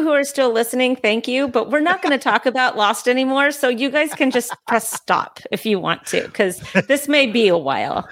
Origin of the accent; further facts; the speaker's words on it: California, United States; now in North Carolina, United States; I'm from California